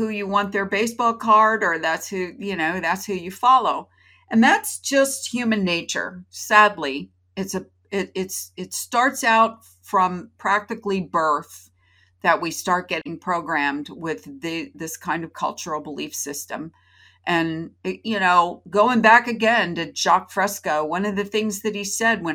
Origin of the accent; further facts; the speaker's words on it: Florida, United States; born in Florida, like I was, to my parents